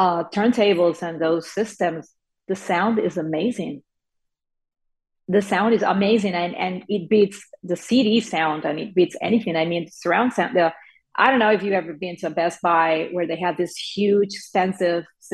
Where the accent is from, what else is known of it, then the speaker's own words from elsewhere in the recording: Venezuela; moved away; I come from Venezuela, that's South America. I come from an oil town.